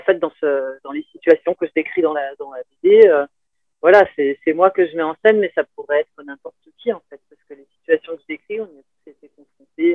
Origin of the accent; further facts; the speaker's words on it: France; also born or lived in Paris region / south of France / Tunisia; now in Narbonne, France; en tant que Français